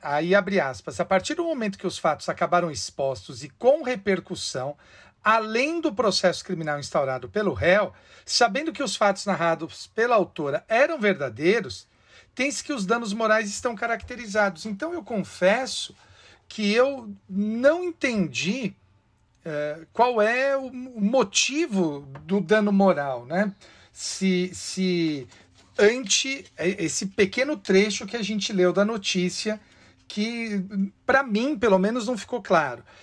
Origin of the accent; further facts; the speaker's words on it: Bebedouro, São Paulo, Brazil; moved away; tenho um amigo de infância, Flávio Darbo. Eu acho que ele deve ser major hoje, uh, lá na, na região de onde eu venho, de Bebedouro